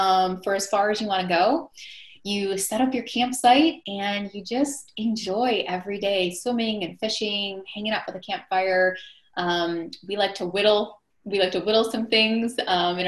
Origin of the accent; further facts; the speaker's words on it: Milwaukee, Wisconsin, United States; I grew up in the Midwest